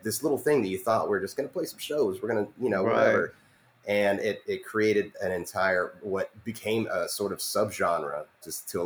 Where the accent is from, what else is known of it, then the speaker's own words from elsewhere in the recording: Denton, Texas, United States; also born or lived in Kentucky; if I didn't grow up in Denton